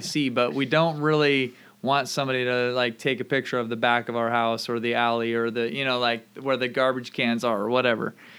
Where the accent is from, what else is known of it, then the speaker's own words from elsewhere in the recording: Camano Island, Washington, United States; moved away as an adult; also born or lived in Oregon / Vancouver, Canada / Indianapolis; I grew up here on Kamano Island and lived here through high school